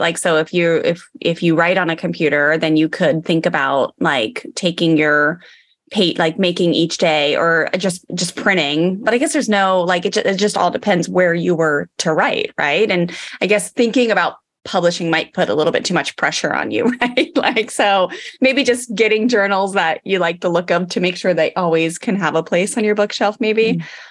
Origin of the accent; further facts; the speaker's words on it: Maryland, United States; growing up in Maryland